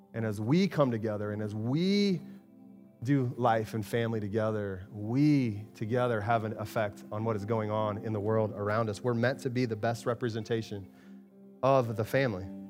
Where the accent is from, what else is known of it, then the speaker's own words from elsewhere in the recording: Arizona, United States; moved away; I grew up in Arizona